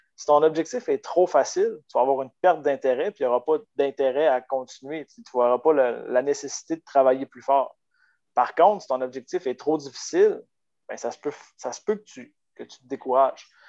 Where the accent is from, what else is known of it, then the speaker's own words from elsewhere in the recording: Baie-Comeau, Quebec, Canada; moved away as an adult; also born or lived in Chicoutimi; je suis parti de Bécomo à l'âge de 20 ans pour venir faire mon baccalauréat en kinésiologie